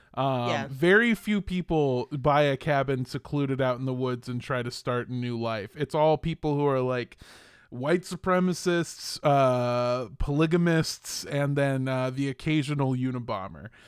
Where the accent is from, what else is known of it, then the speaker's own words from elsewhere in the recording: Los Angeles, California, United States; also born or lived in Indio, California; I grew up in Los Angeles, but I'm from a town called Indio, California